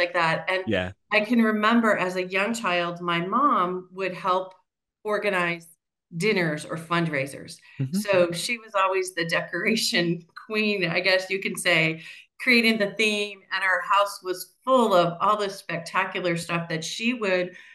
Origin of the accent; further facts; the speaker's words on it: Central Valley of California, United States; moved away as an adult; also born or lived in Central Coast, California; now in Arizona, United States; I grew up in the Central Valley of California, the Central Coast and then the Central Valley.